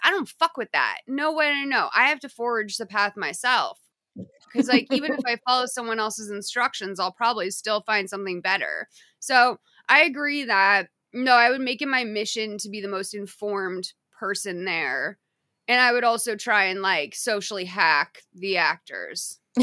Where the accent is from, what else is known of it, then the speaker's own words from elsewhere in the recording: United States; I'm an American